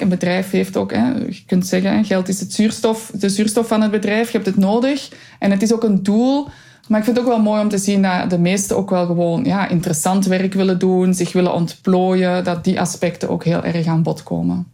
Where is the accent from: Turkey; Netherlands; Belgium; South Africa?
Belgium; Flanders; als Vlaming, als Belg